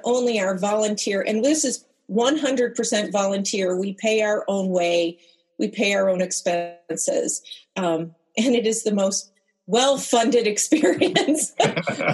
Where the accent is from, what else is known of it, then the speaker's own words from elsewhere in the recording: United States; as an American